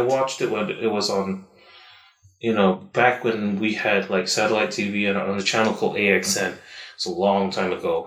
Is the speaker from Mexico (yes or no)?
no; Malaysia; a Malaysian